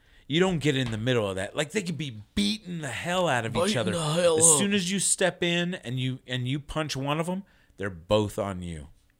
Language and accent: English; East Coast, United States; now in Texas, United States; I grew up on the East Coast. I have tons of Italian friends.